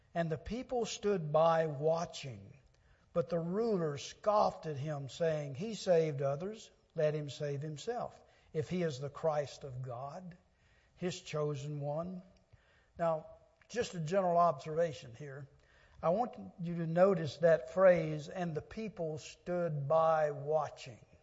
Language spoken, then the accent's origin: English; Louisiana Delta, United States; I grew up in the Louisiana Delta on a farm in my younger days